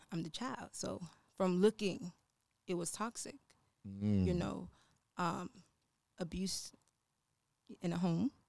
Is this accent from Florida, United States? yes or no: yes; Fort Lauderdale, Florida, United States; I was born and raised in Florida.